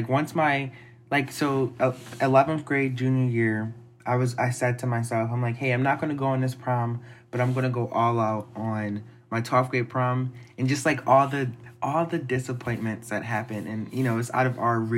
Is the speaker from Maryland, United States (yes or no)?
no; Philadelphia, Pennsylvania, United States; moved away; where I come from, everyone's from Philly.